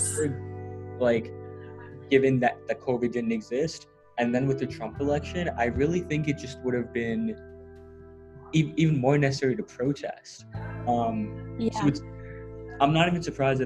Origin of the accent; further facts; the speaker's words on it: New York City, New York, United States; moved away as an adult; now in Worcester, United States; I was born in New York City, raised in New York City, now I'm in Massachusetts